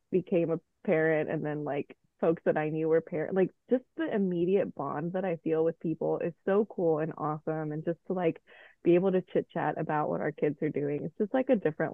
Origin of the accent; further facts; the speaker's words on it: Mexico; moved away; also born or lived in Nashville / Miami / Washington, D.C. / Colombia; I was born in Mexico, and then I came over to the States